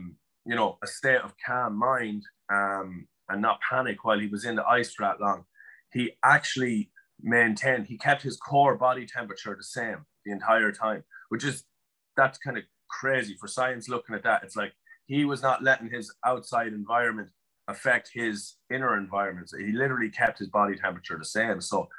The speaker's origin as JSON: {"language": "English", "country": "Netherlands", "tie": "born there", "said": "I was born in Holland, but he was living in Poland with his parents."}